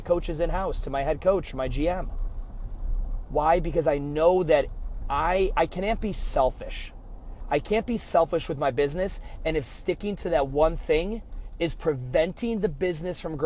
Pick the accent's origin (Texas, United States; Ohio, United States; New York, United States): Ohio, United States; Cleveland; I'm from Cleveland